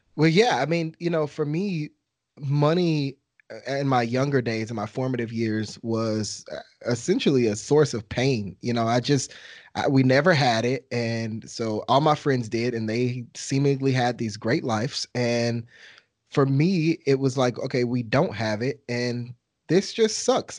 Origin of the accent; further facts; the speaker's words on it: Texas, United States; I'm from Texas